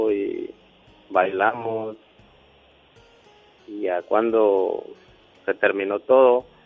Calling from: Piedras Negras, Coahuila, Mexico; Y acá Piedras Negras, Coahuila.

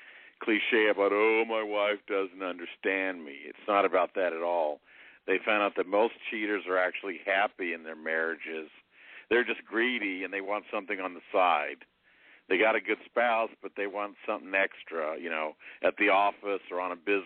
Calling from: Indianapolis, Indiana, United States; in Indianapolis, your old friend.

